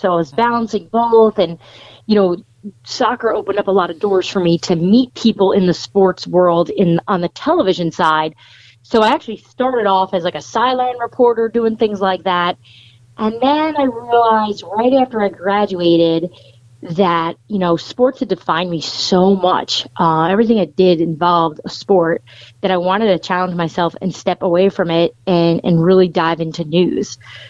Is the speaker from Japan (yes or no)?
no; United States; stories that affected my area and the town I grew up in and outside New York City and even in New York City.